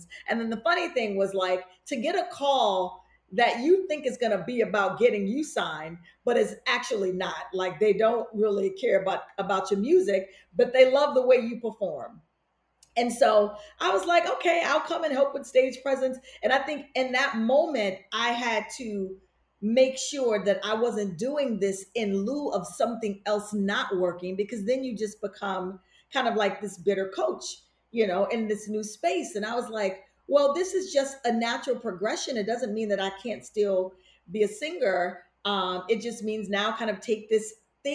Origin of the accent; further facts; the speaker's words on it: Chicago, Illinois, United States; moved away; also born or lived in New York City; growing up in Chicago, it's a very kind of pragmatic spirit